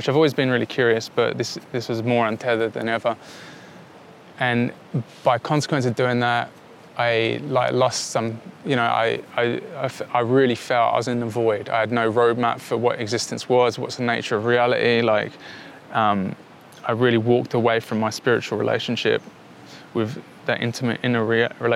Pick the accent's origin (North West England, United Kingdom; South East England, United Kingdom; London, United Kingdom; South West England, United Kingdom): London, United Kingdom; moved away; when I grew up in London